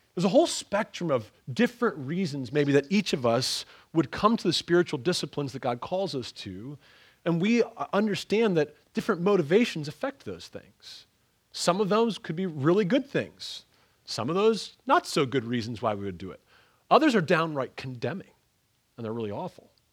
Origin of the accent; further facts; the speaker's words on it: Ontario, Canada; moved away; also born or lived in Pennsylvania; I, I come from Pennsylvania and I come from, uh, I, I grew up in the, in Ontario, Canada.